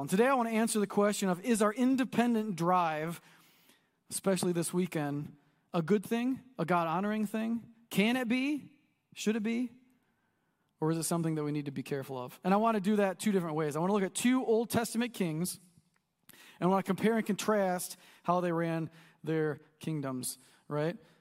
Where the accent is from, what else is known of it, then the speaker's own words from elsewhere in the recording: United States; we're American